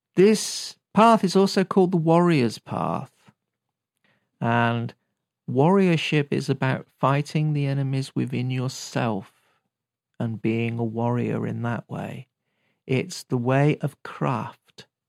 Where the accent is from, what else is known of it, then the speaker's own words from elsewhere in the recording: United Kingdom; I'm British